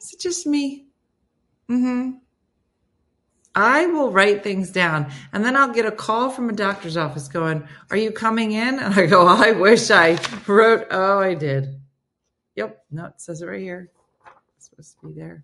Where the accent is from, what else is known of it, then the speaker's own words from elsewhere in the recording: New Jersey, United States; I'm from Jersey